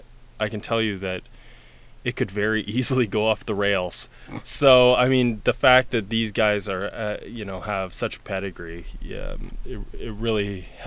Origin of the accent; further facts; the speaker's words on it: Sault Ste. Marie, Ontario, Canada; And, you know, I'm a kid from Sault Ste. Marie, and I had... I never heard anything like it